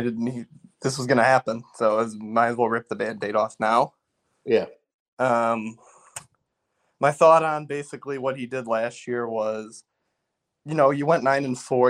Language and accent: English; Chicago, Illinois, United States; I grew up in Chicago